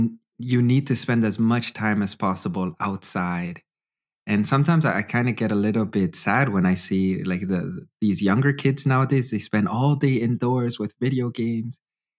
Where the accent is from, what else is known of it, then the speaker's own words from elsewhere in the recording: Edmonton, Alberta, Canada; moved away as an adult; also born or lived in northern Germany; I come from the western part of Canada. We have the Rocky Mountains.